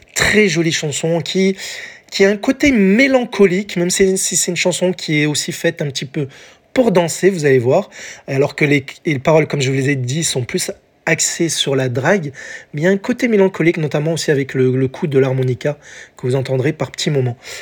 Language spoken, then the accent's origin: French; France; chez nous, en France